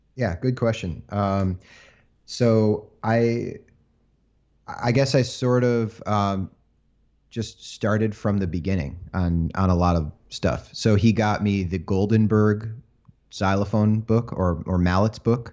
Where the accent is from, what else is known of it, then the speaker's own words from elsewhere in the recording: Chelsea, Michigan, United States; moved away; I grew up in a small town, uh, called Chelsea, Michigan